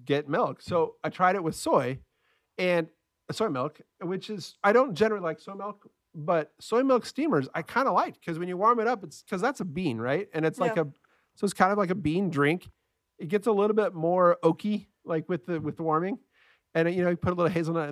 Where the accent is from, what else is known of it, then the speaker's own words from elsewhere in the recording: San Diego, California, United States; I was born and raised in San Diego